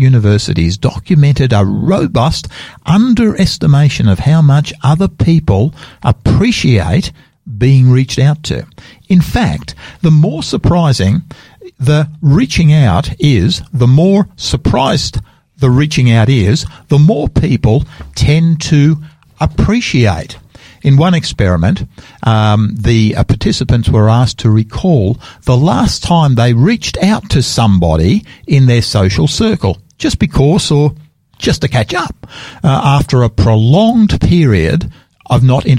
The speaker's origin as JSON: {"language": "English", "town": "Sydney", "region": "New South Wales", "country": "Australia", "tie": "born or raised there", "moved": "yes", "lives_now": "Adelaide, Australia", "said": "I come from the East Coast Australia, Sydney's hometown for me"}